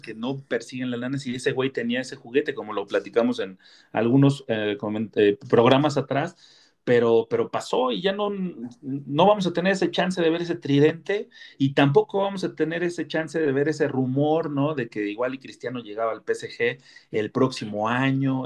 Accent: Mexico; como mexicano

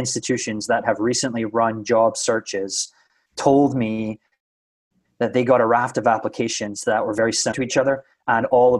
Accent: Scotland, United Kingdom; first language English; now in United States; I'm an English speaker natively, but if you've ever been to Scotland, you know that we don't speak English like most Americans do.

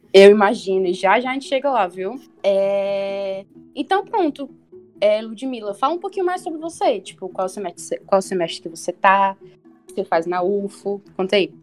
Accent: Fortaleza, Ceará, Brazil; eu sou de Fortaleza, que tem quase 3 milhões

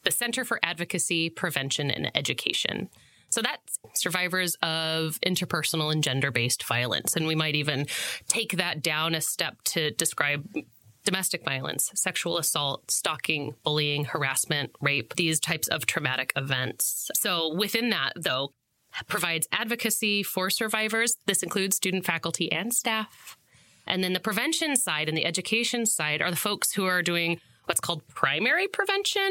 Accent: Monmouth, Oregon, United States; moved away as an adult; also born or lived in New York / Chicago / Colorado / Washington; I grew up in Monmouth for the folks at home, which is 25 miles north of Corvallis.

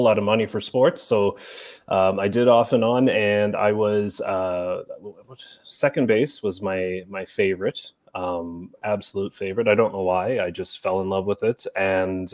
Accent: Halifax, Nova Scotia, Canada; I'm from Halifax, Nova Scotia-ish, around the area of Halifax, Nova Scotia, which is on the very far east coast of Canada.

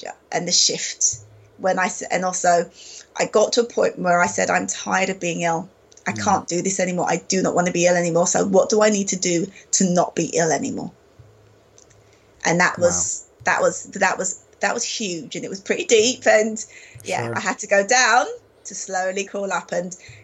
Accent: London, United Kingdom; moved away as an adult; I grew up in London. That was my hometown.

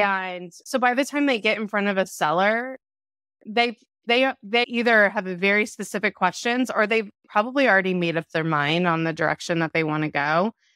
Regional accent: Orange County, California, United States; I grew up in Orange County, California

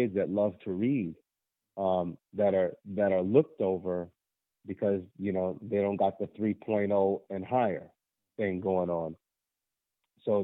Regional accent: Federal Way, Washington, United States; I went back to my old middle school here in Federal Way, Washington, which is south of Seattle

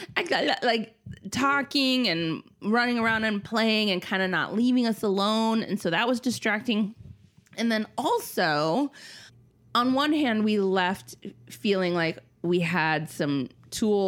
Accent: Minnesota, United States; moved away; I'm from Minnesota

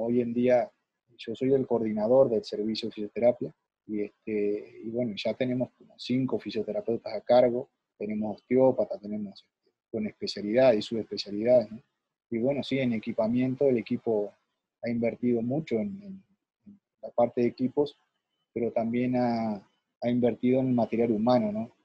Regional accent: Nueva Palmira, Colonia, Uruguay; yo soy de Nueva Palmira, este, departamento de Colonia, y y en aquel tiempo, ¿no? Este, en mi pueblo

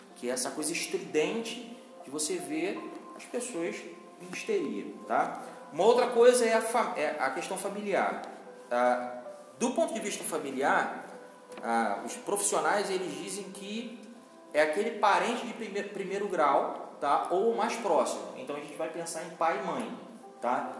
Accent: Rio de Janeiro, Brazil; eu sou do Rio de Janeiro

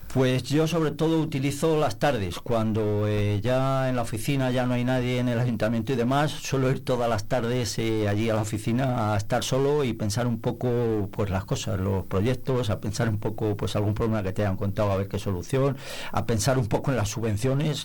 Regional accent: Nava de la Asunción, Castile and León, Spain; also born or lived in Palencia; deseando devolverme al pueblo en cuanto pude, me vine a vivir al pueblo

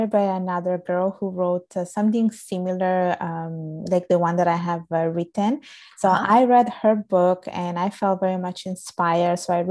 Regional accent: Italy; born or raised there

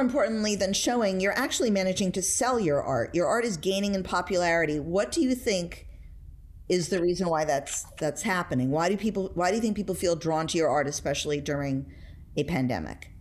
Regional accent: New York City, New York, United States; I was brought up in New York City.

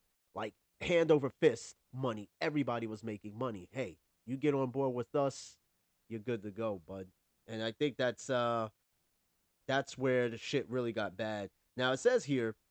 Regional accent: New York, United States; I'm from New York.

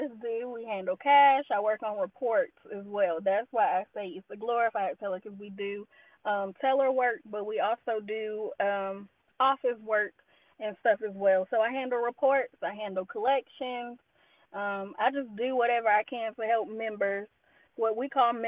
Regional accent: Asheville, North Carolina, United States; also born or lived in Greensboro; I'm from Asheville.

